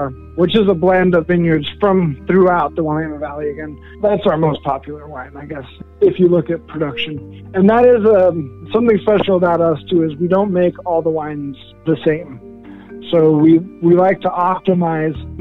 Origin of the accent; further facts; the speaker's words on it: Denmark; now in Portland, United States; I was born in Denmark